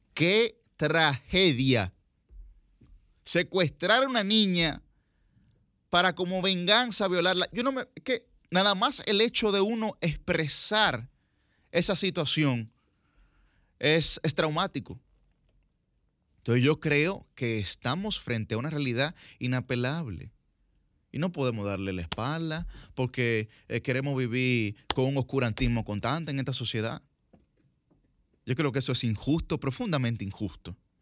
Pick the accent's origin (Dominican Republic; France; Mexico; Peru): Dominican Republic; nosotros, como sociedad dominicana, vivimos profundamente envainados